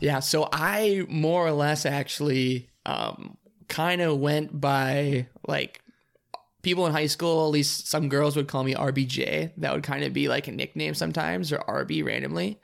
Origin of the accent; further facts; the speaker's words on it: Grand Rapids, Michigan, United States; I'm originally from Grand Rapids